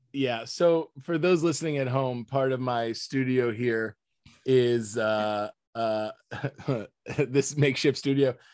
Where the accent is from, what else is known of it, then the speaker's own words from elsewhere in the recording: Florida, United States; moved away; my life growing up in Florida